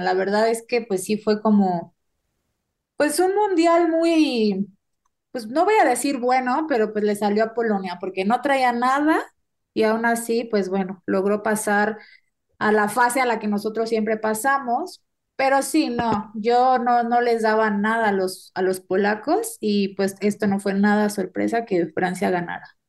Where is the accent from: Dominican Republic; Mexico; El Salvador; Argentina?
Mexico; somos mexicanos